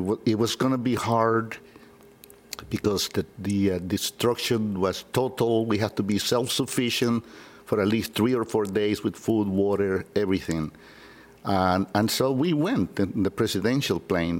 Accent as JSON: {"language": "English", "region": "San Salvador", "country": "El Salvador", "tie": "born or raised there", "said": "Born and raised in San Salvador, El Salvador"}